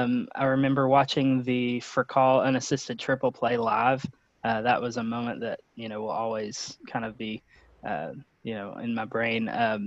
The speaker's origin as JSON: {"language": "English", "region": "East Tennessee", "country": "United States", "tie": "born or raised there", "said": "I grew up in East Tennessee, so, you know, Tennessee doesn't have an MLB team."}